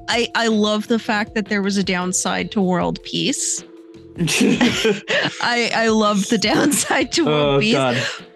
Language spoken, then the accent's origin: English; Canada; We're both Canadian.